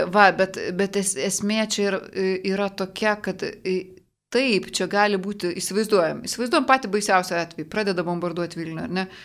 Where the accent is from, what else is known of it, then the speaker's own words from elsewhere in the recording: Lithuania; toj Lietuvoje savo gimėm šalia Rusijos